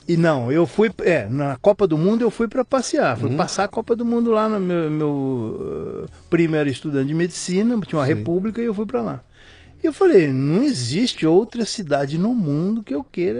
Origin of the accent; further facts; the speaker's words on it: São José do Rio Preto, São Paulo, Brazil; moved away; also born or lived in Rio de Janeiro / Mozambique; São José do Rio Preto, hum. interior de São Paulo